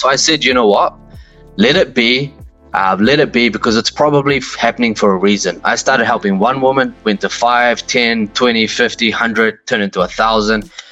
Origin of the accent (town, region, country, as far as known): New Zealand; born or raised there; also born or lived in Pakistan